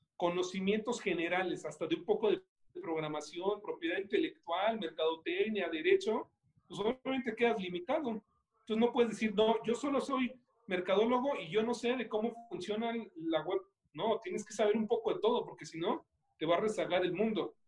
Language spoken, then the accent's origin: Spanish; Mexico; no solamente como mexicanos